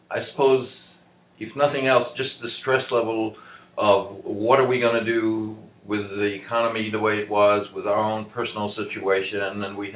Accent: Dallas, Texas, United States; I am also from Dallas, Texas

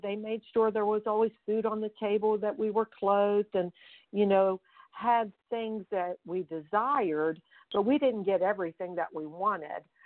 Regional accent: Fairmont, West Virginia, United States; I grew up in Fairmont, West Virginia, and I am one of seven children

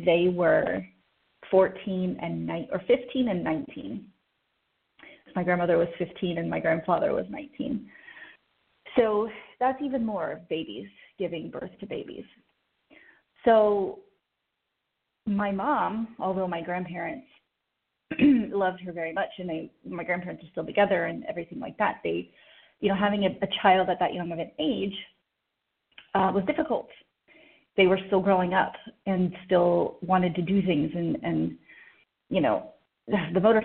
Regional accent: Oklahoma City, Oklahoma, United States; I was born in Oklahoma City, actually, at St. Anthony Hospital

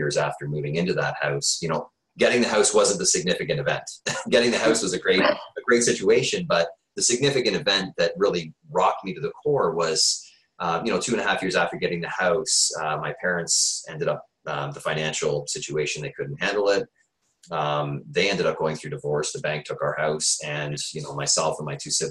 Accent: Peterborough, Ontario, Canada; now in Waterloo, Canada; I grew up in Ontario Housing in Peterborough.

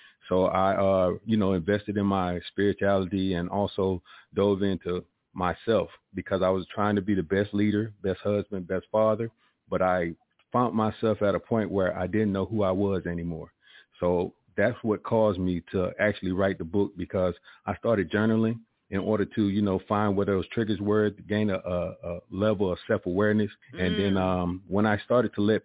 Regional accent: Columbus, Georgia, United States; I'm originally from Columbus, Georgia

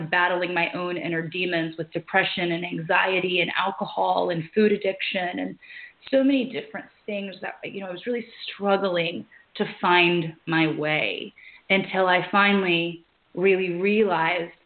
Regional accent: Louisiana, United States; I was born and raised in Louisiana

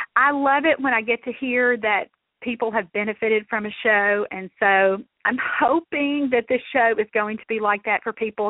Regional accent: Mississippi, United States; I'm from Mississippi

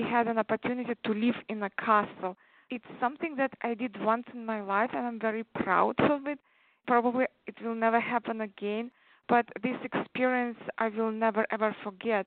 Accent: Uzbekistan; first language Tatar; English is a second language; moved away as an adult; also born or lived in Czech Republic; now in United States; I grew up in former Soviet Union countries in Central Asia called Uzbekistan

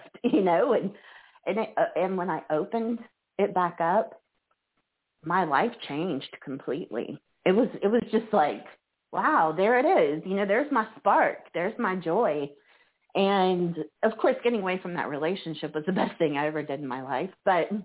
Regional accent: Pearland, Texas, United States; moved away as an adult; also born or lived in Metairie, Louisiana / Fairhope, Alabama; now in Pensacola, United States; I was born in the New Orleans area, Metairie, and then my family moved to Houston, or Pearland, better yet, which is just a suburb of Houston, when I was about 8. And so I lived there until I was in my late 20s

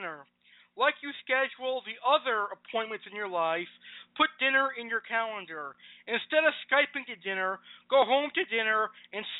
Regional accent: Massachusetts, United States; my home state of Massachusetts

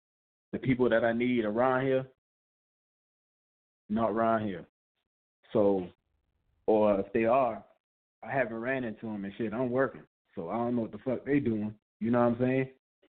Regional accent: South Carolina, United States; moved away; I remember I came to Atlanta, you know, I was from South Carolina.

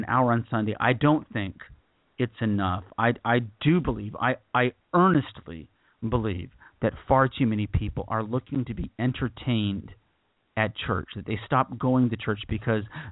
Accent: United States; As an American or as a Westerner

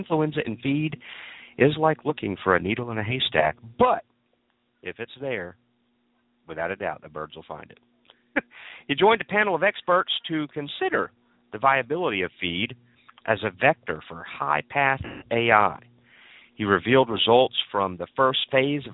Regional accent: Georgia, United States; Georgia, my home state

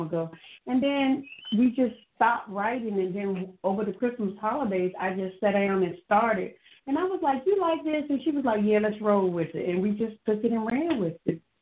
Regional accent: Hampton Roads, Virginia, United States; I'm from Hampton Roads area

